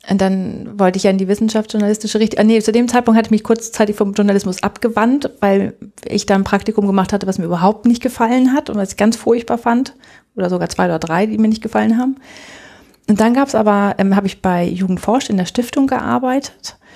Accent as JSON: {"language": "German", "town": "Stade", "region": "Lower Saxony", "country": "Germany", "said": "Ja, ich komme ursprünglich aus Norddeutschland, aus der Nähe von Stade. Das ähm, liegt zwischen Hamburg und Cuxhaven."}